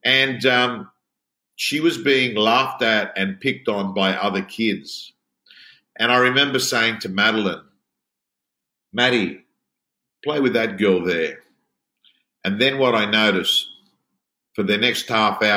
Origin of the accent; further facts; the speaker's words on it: Sydney, New South Wales, Australia; I was brought up in the Canterbury-Bankstown area, in the Belmore-Lakemba area.